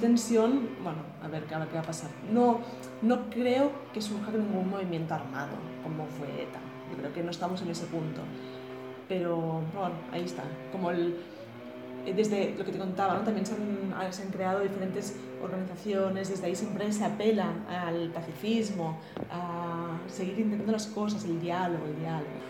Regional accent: Catalonia, Spain; como catalana

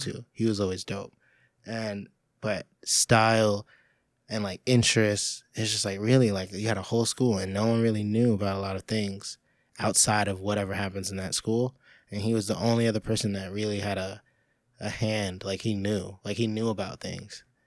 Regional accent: New York, United States

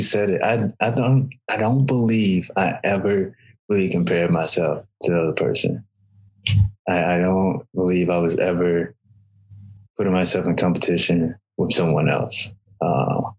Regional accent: Alabama, United States; I grew up in Alabama

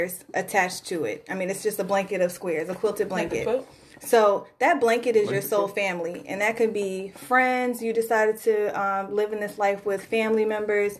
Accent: Richmond, Virginia, United States; from Richmond, Virginia

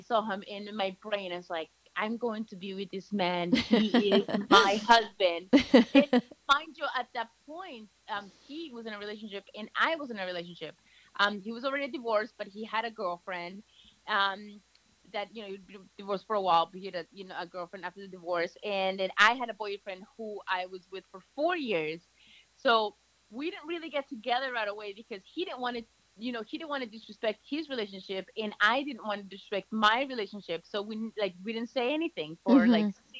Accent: Chatham, New Jersey, United States; moved away; fast forward to I moved here when I was 14, and I grew up in North Jersey, in Chatham.

